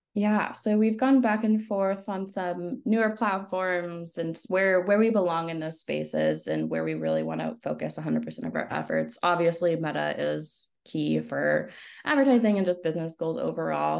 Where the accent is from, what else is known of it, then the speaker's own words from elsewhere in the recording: Northern California, United States; moved away as an adult; also born or lived in Los Angeles, United States; I moved back home. I'm from Northern California, way, way, way up north by the border of Oregon